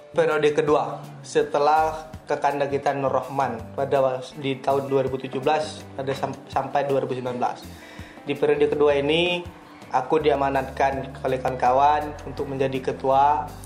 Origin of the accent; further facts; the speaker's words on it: South Sumatra, Indonesia; asal kita dari Kabupaten Pasirawas pastinya kan.